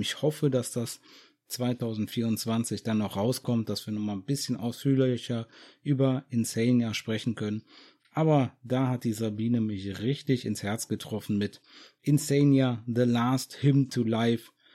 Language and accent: German; Germany; bei uns in Deutschland